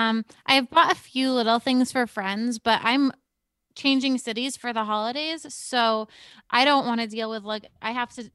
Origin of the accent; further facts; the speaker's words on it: Cape Cod, Massachusetts, United States; Yeah, my parents live there now. I grew up on Cape Cod, but my parents live down there now